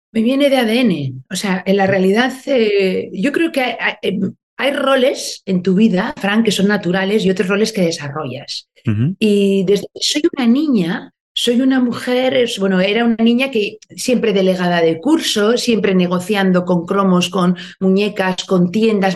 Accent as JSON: {"language": "Spanish", "region": "Basque Country", "country": "Spain", "tie": "born or raised there", "said": "Soy una mujer del País Vasco, soy, nací, me desarrollé aquí, hoy me pillas aquí, en Euskadi"}